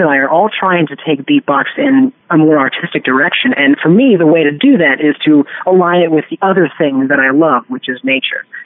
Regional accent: Arlington, Massachusetts, United States; moved away as an adult; also born or lived in Washington, D.C.; now in New York, United States; Outside of Boston. I grew up in Arlington, Massachusetts, or Arlington, as they say. And then moved down to D.C. for 5 years. And then high school was back in Massachusetts, and now I'm in New York

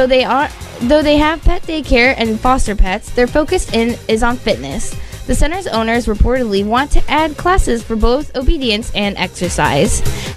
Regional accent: Hudson, Florida, United States; born or raised there

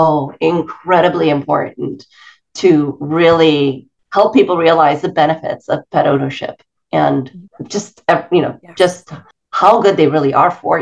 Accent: Venezuela; now in United States; when I was growing up in Venezuela

